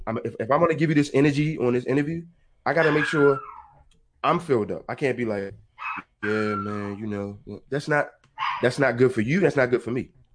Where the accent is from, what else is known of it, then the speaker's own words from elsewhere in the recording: Baltimore, Maryland, United States; I'm from Baltimore, Maryland.